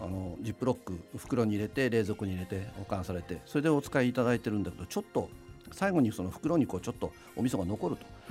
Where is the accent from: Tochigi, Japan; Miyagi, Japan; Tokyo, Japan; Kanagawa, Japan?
Tochigi, Japan; Utsunomiya; ずっと宇都宮で生まれて育って